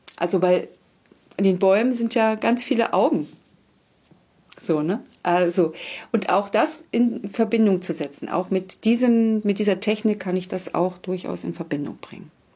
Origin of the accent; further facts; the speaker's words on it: Wangelin, Mecklenburg-Vorpommern, Germany; now in Basthorst, Germany; ursprünglich äh, komme ich aus Wangelin, das ist in der Nähe von Plau am See